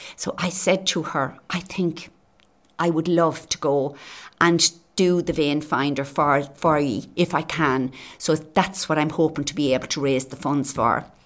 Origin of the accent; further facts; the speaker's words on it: Naas, Leinster, Ireland; now in Carragh, Ireland; Naas would be my hometown where I was born and reared